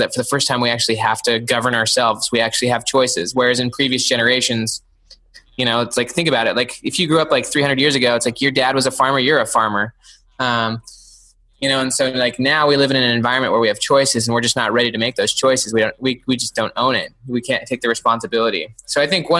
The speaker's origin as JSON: {"language": "English", "town": "Salt Lake City", "region": "Utah", "country": "United States", "tie": "born or raised there", "moved": "yes", "lives_now": "Clemson, United States", "said": "I grew up in Salt Lake City, actually, just like right in the city."}